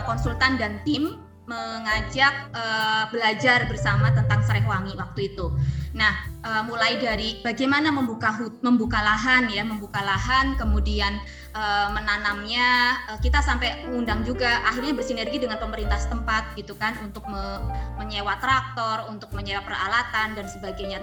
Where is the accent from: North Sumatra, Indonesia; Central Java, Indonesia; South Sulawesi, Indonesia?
Central Java, Indonesia; Brebes; saya juga orang Brebes, jadi saya paham budaya Brebes